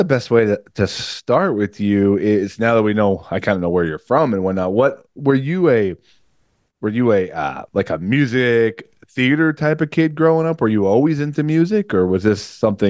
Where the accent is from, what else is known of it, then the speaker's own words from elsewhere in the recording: Woodbridge, New Jersey, United States; also born or lived in Rockaway; now in Denville, United States; I used to live in Rockaway. I grew up in Woodbridge, but made my way up here, and now I'm in Indian Lake over here in Denville.